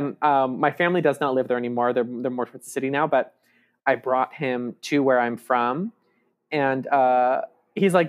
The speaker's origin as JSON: {"language": "English", "area": "an hour outside of San Diego", "region": "California", "country": "United States", "said": "I'm from an hour outside of San Diego"}